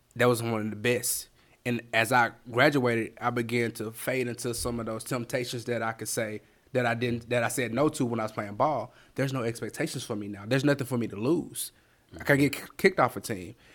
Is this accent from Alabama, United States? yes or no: yes; Bessemer, Alabama, United States; also born or lived in Berea, Kentucky; now in Birmingham, United States; born in Bessemer, Alabama. I was raised in Bessemer, Alabama